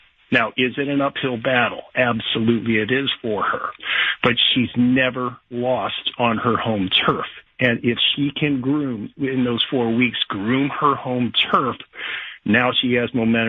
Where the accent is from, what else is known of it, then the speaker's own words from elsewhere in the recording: Indiana, United States; If I'm going to my home turf, if it's me and I'm going to Indiana, I'm in that position. Yeah, I'm going to groom my home state